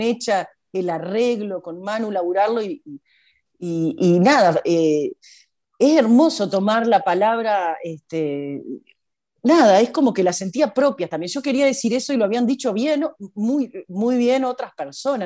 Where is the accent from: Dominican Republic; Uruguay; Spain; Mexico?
Uruguay; Paysandú; moved away as an adult; also born or lived in Argentina; yo de Paysandú